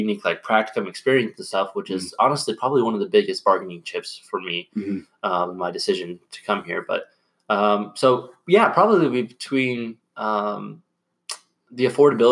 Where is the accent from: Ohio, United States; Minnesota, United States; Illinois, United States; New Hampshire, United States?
Ohio, United States; Lima; I'm originally from the Lima, Ohio area